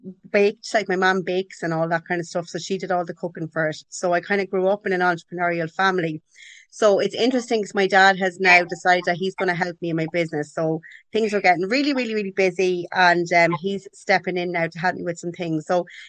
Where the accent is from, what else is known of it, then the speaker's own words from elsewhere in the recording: Carlow, Leinster, Ireland; also born or lived in London, United Kingdom; I grew up in Carlow in Ireland